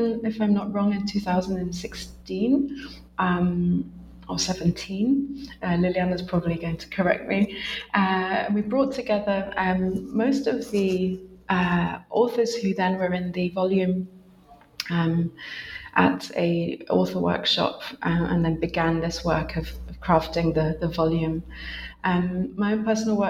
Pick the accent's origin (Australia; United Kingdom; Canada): United Kingdom; also born or lived in Essex / London; I'm a British researcher based in Essex